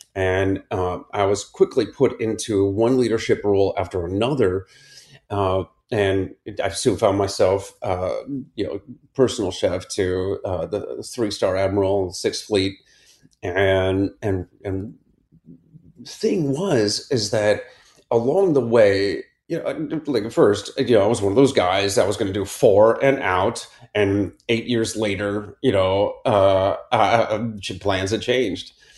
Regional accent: Akron, Ohio, United States; I grew up in Akron, Ohio, in the suburbs

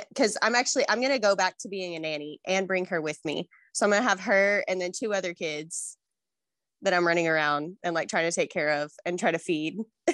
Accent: Benton, Arkansas, United States; I grew up in Benton. So when I would tell people where I was from, they would think I meant Bentonville and that I was abbreviating it because Benton is small and Bentonville is not.

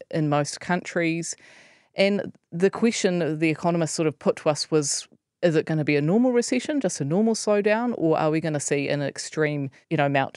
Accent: New Zealand; as a New Zealander

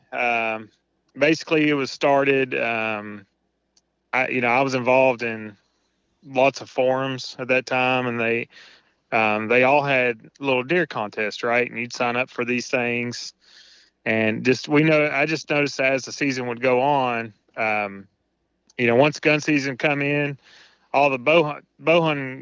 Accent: Tennessee, United States; now in Indiana, United States; I'm currently living in Indiana, born and raised in Tennessee

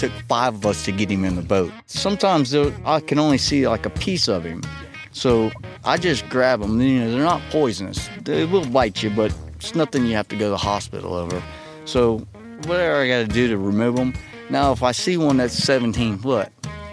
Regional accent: Homestead, Florida, United States; I'm from Homestead

